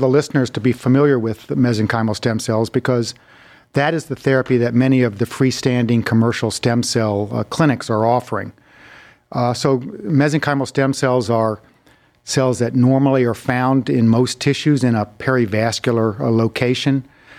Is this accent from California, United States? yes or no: no; North Carolina, United States; born there; Well, originally I was born in North Carolina.